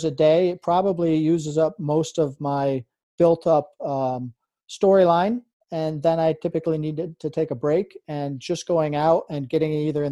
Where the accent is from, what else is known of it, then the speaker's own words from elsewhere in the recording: Adirondack Mountains, New York, United States; as a kid, I grew up in and around the Adirondack Mountains